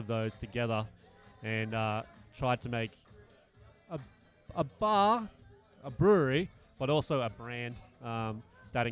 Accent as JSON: {"language": "English", "town": "Bangalow", "region": "New South Wales", "country": "Australia", "also_born_or_lived": "Brisbane", "said": "I'm actually from Bangalore, just outside of Byron Bay."}